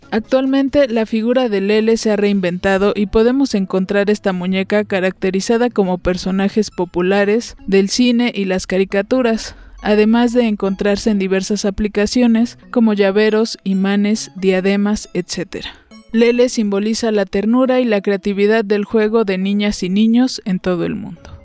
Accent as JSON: {"language": "Spanish", "country": "Mexico"}